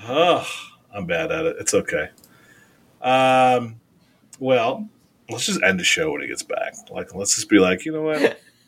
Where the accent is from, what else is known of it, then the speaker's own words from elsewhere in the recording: Midwest, United States; Bitch, I'm from the Midwest.